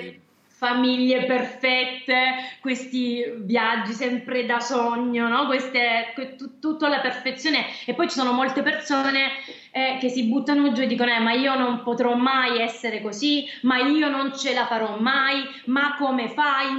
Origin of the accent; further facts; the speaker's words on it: Trepuzzi, Apulia, Italy; io sono però salentina, ehm, vengo da Trepuzzi, è un paesino in provincia di Lecce